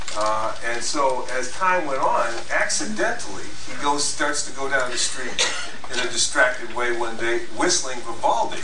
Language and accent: English; United States; when I grew up in the United States